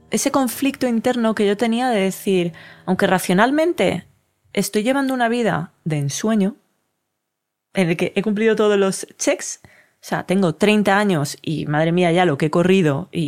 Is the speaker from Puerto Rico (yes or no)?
no; Colombia; Yo soy de Colombia, que es azul